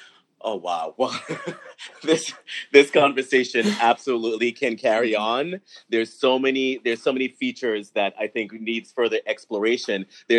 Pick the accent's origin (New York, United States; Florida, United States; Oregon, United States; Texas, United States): New York, United States; I grew up in the New York hardcore skinhead scene back in the early 80s.